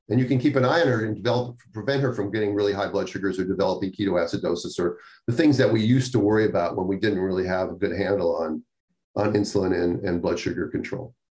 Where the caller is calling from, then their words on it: Northern Ireland, United Kingdom; I'm listening from Northern Ireland. I'm currently 29 weeks 28 years old, 17 years type 1 diabetic